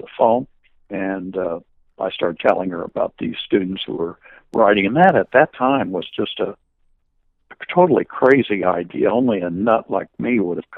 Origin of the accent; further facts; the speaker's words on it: Manhattan, Kansas, United States; my hometown in Kansas, Manhattan, Kansas